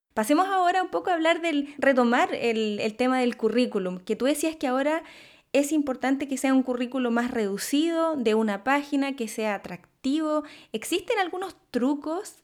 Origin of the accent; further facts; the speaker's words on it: Chile; moved away; soy de Chile